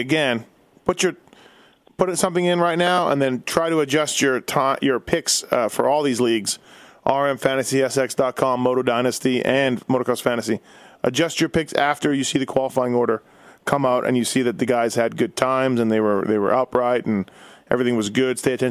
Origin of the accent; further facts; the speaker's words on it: Canada; being Canadian